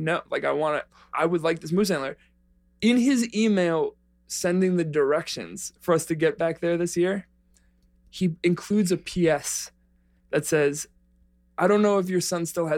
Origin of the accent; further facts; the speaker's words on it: New York City, New York, United States; moved away; I'm from the Bronx, from a corner of it called Spuyten Duyvil, in South Riverdale.